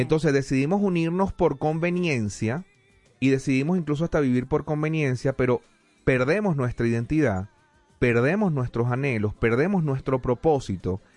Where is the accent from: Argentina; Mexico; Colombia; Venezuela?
Venezuela; now in United States; yo soy venezolano